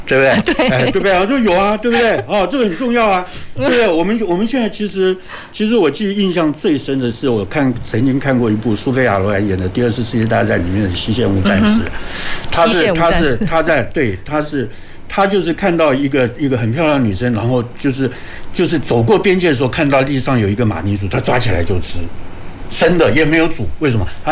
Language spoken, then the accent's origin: Chinese; Taiwan; 所以我们台湾人讲嘛，